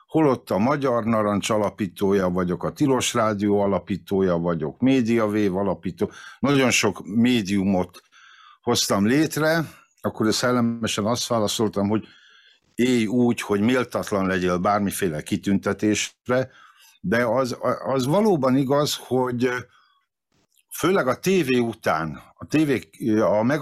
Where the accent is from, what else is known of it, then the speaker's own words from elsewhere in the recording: Várpalota, Veszprém County, Hungary; born there; hiába születtem Várpalotán, az első szabad magyar választásokat Várpalotán az MSZMP nyerte, és annyira elszégyeltem magam, hogy szülővárosom képtelen a fejlődést, hogy elhatároztam, hogy megtagadom Várpalotát